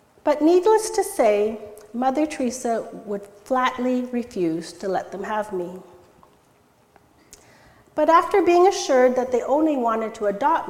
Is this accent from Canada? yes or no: yes; Stayner, Ontario, Canada; English is a second language; also born or lived in India; Almost immediately upon arriving in Canada, I was enrolled in Bing Public School in Stayner